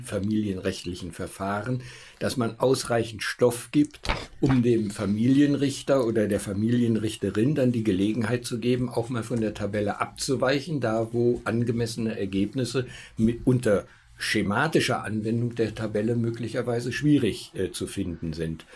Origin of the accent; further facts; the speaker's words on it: Augsburg, Bavaria, Germany; Ich komme aus Augsburg